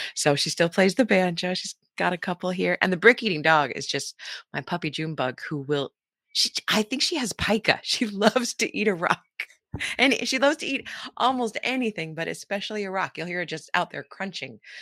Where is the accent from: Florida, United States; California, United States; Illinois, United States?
California, United States; moved away as an adult; also born or lived in Saipan; now in Wellington, New Zealand; Most, mostly in California